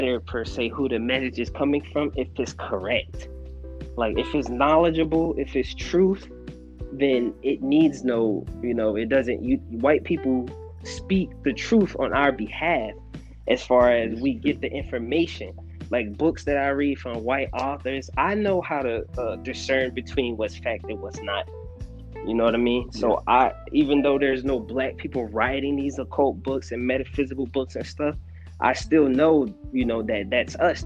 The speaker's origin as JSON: {"language": "English", "country": "United States", "said": "us being American black"}